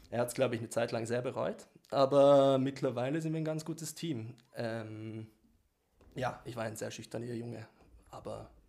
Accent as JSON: {"language": "German", "region": "Ticino", "country": "Switzerland", "said": "Tessiner, ne? Ich bin aus dem Tessin."}